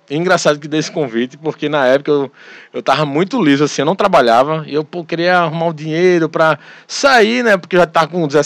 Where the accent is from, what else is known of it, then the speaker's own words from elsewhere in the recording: Olinda, Pernambuco, Brazil; also born or lived in Paulista; Sou lindense, mas nasci em Paulista. E hoje eu sou casado, graças a Deus. Estou casado. Moro aqui em Olinda, aqui pertinho de você, aqui em Jardim Atlântico.